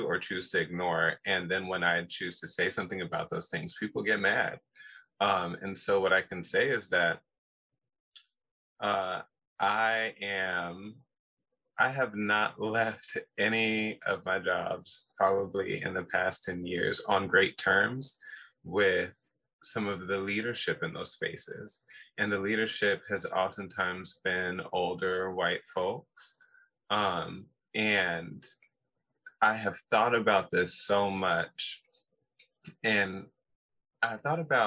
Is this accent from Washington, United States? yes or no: yes; Pacific Northwest, Seattle to Spanaway, Washington, United States; I am born and raised in the Pacific Northwest